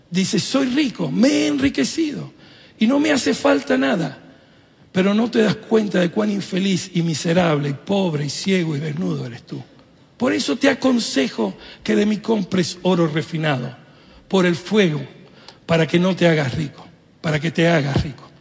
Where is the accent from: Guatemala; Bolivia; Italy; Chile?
Italy; yo soy italiano, mi esposa argentina, Estamos, que siempre hay drama